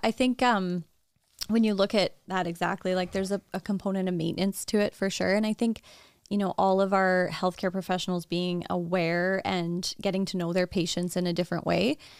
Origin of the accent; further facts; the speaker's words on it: Saskatchewan, Canada; I was practicing in, in Saskatchewan in my hometown